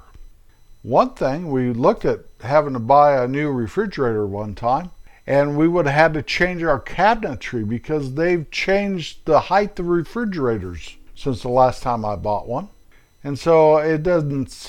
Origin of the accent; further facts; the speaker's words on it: United States; I am an American.